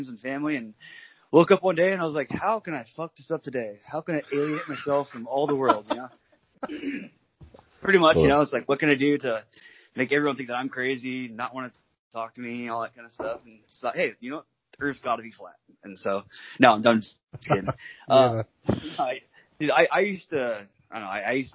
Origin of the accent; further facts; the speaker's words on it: Washington, United States; I'm from Washington, over in the States, but Washington State.